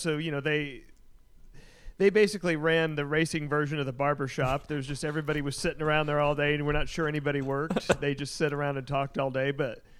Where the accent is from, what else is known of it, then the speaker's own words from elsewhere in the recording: Kennedale, Texas, United States; growing up in the Kennedale area